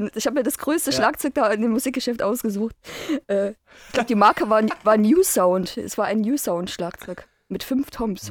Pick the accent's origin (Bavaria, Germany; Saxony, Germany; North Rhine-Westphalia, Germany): Saxony, Germany; Chemnitz; Ich bin am 7.12.82 geboren. Damals noch Karl-Marx-Stadt.